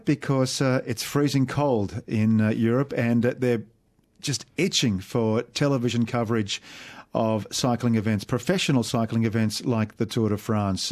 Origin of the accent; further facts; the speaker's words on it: Australia; as an Aussie